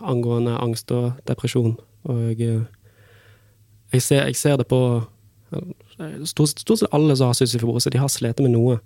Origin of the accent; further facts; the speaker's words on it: Bergen, Vestland, Norway; moved away as an adult; now in Fredrikstad, Norway; jeg er fra Bergen